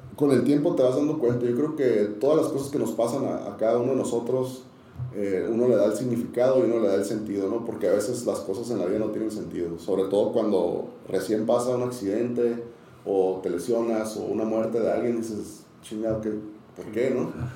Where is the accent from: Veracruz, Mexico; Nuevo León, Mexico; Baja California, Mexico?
Baja California, Mexico; Tijuana; also born or lived in San Diego; Yo crecí, soy de San Diego, pero crecí en Tijuana, soy tijuanense, más que, más que sandiguino